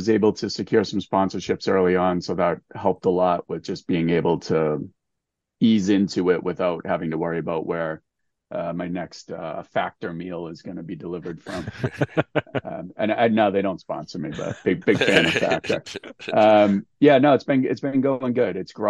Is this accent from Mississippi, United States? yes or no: no; Massachusetts, United States; my home state of Massachusetts